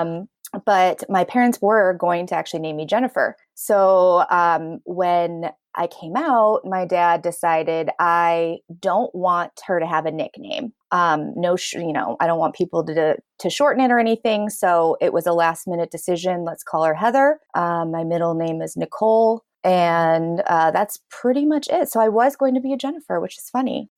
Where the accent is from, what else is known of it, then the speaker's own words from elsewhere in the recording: Chicago, Illinois, United States; I'm born and raised in south suburbs of Chicago